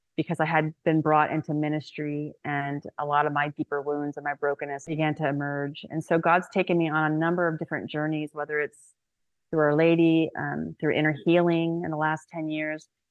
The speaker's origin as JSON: {"language": "English", "region": "Indiana", "country": "United States", "tie": "born or raised there", "moved": "yes", "lives_now": "Houston, United States", "said": "I grew up in Indiana. I live in Houston now"}